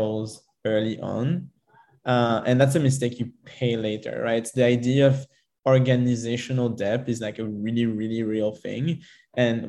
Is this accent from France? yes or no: yes; Paris, Île-de-France, France; moved away; also born or lived in Israel / United States / United Kingdom / Spain; I'm originally from France. I grew up in Paris and then kind of moved all around the globe